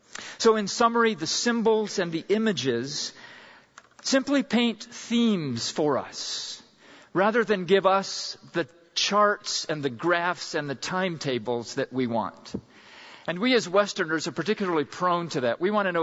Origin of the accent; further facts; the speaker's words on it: Pakistan; And I remember a time back in junior high school growing up in Pakistan, we went camping in the foothills of the Himalaya Mountains